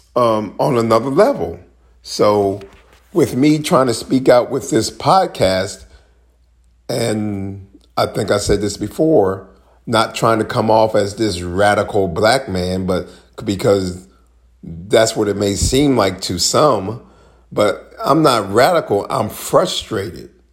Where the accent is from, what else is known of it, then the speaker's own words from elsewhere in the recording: Maryland, United States; my home state of Maryland